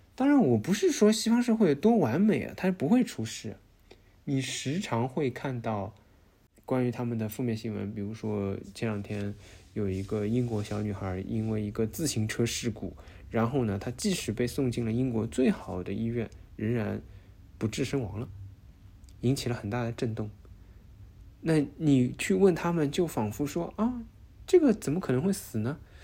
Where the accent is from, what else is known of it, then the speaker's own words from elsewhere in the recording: China; now in Netherlands; 我们中国人一直生活在不安感当中